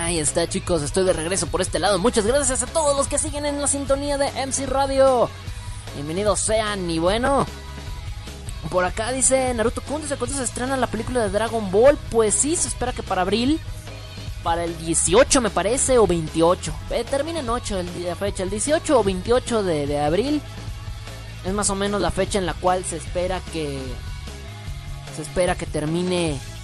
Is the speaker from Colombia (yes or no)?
no; Mexico; yo soy mexicano